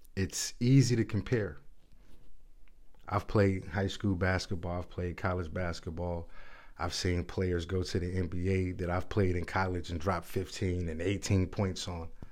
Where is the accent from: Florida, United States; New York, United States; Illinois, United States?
Illinois, United States; Chicago; I'm born and raised in Chicago